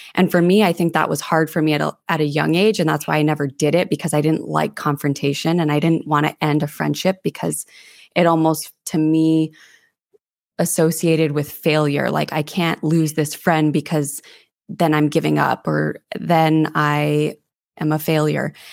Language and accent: English; Santa Fe, New Mexico, United States; moved away as an adult; also born or lived in Denver; now in Monterey, United States; I was born and raised in Santa Fe, New Mexico